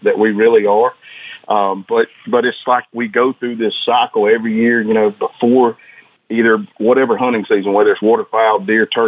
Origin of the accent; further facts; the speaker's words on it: Northwest Georgia, United States; I grew up in Northwest Georgia